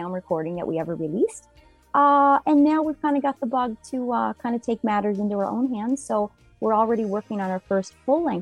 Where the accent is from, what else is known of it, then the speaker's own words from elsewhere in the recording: New Waterford, Nova Scotia, Canada; also born or lived in Sydney, Nova Scotia; I was born in New Waterford, and I live in Sydney area now